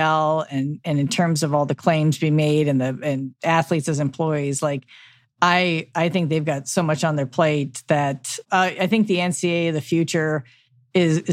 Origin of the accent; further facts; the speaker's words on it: Midwest, United States; I'm from the Midwest.